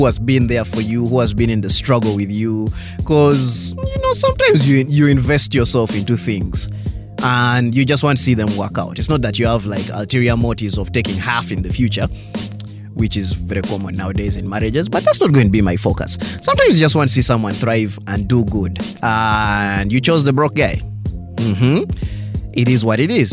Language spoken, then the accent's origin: English; Uganda; I'm pure conk black Ugandan